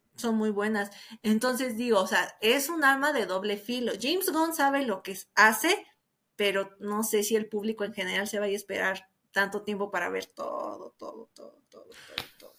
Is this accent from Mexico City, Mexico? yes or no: yes; Mexico City, Mexico; aquí en la Ciudad de México, aquí como mexicano